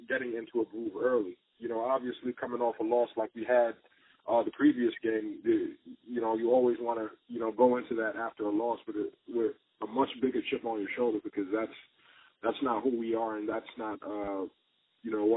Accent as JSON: {"language": "English", "town": "New York City", "region": "New York", "country": "United States", "tie": "born or raised there", "moved": "yes", "said": "born and raised in the Bronx"}